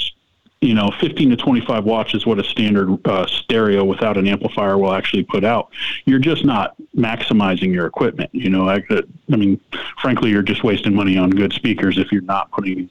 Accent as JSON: {"language": "English", "town": "Pompano Beach", "region": "Florida", "country": "United States", "tie": "born or raised there", "said": "I'm born and raised in Pompano Beach"}